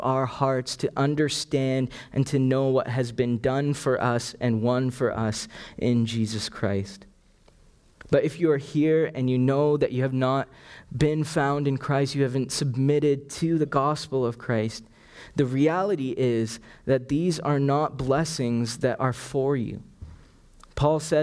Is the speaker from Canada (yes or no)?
yes; Canada; also born or lived in Sri Lanka; I was born in Sri Lanka, and it was only when I was 5 that my family moved here to Canada.